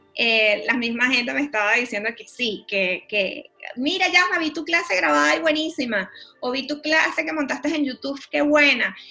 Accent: Venezuela; moved away as an adult; also born or lived in Panama; yo soy venezolana, luego emigré a Panamá.

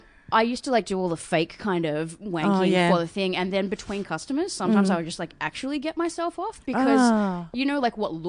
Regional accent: Perth, Western Australia, Australia

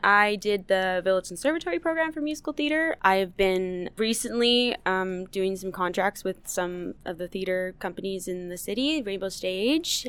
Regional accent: Winnipeg, Manitoba, Canada; also born or lived in Churchill, Manitoba; I've lived in Winnipeg my whole life. Um, I was born in Churchill. I was adopted when I was a baby. Uh, yeah, I've lived in Winnipeg my whole life.

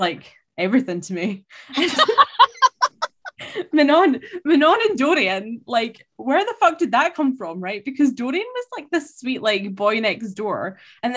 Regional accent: Scotland, United Kingdom; I'm Scottish

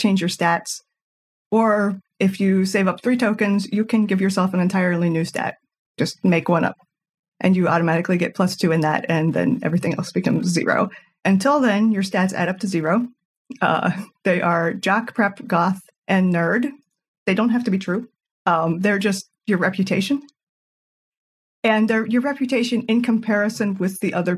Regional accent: North Carolina, United States; I'm from North Carolina in the southeastern U.S.

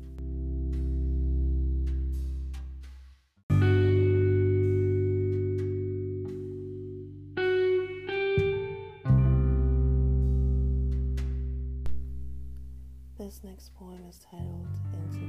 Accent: Jamaica; I am from Jamaica

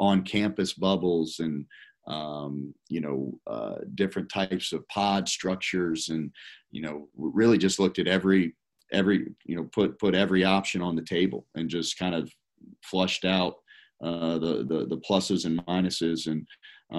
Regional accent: Tallahassee, Florida, United States; moved away; I'm from Tallahassee. That's where I grew up

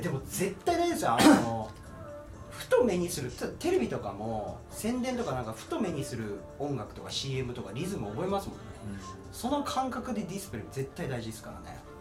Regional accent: Kagoshima, Japan; now in Tokyo, Japan; 僕鹿児島出身なんですよ。で、東京来た時

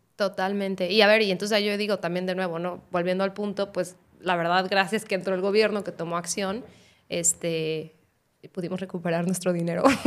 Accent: Guadalajara, Jalisco, Mexico; soy de Guadalajara

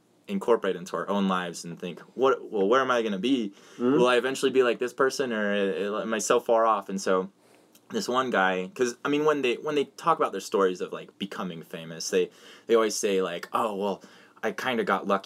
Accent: Hyde Park, Utah, United States; I moved here when I was 12 years old

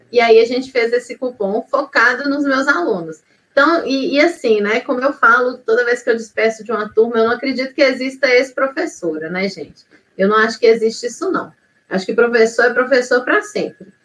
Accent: Belo Horizonte, Minas Gerais, Brazil; now in Ouro Branco, Brazil; Eu sou de Ouro Branco, Minas Gerais. Eu sou original, original originalmente de Belo Horizonte mas a minha cidade do coração é Ouro Branco mesmo.

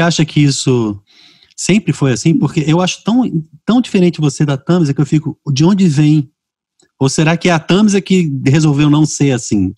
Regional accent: Rio de Janeiro, Brazil; moved away as an adult; now in Fortaleza, Brazil; eu nasci e fui criado no Rio

